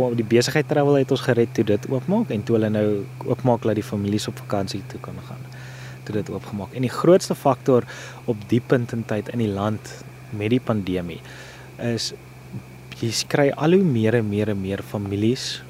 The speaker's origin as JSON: {"language": "Afrikaans", "town": "Pretoria", "region": "Gauteng", "country": "South Africa", "also_born_or_lived": "Kakamas, Northern Cape", "moved": "yes", "lives_now": "Northern Cape, South Africa", "said": "ek kom oorspronklik van Pretoria af en ek is nou heidaglik hierso by Kamkerie in die Noord-Kaap"}